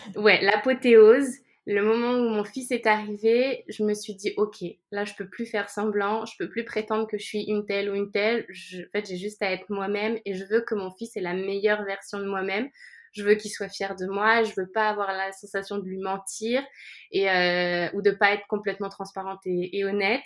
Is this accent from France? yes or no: yes; France; now in Barcelona, Spain; Je suis française, mais j'habite à Barcelone.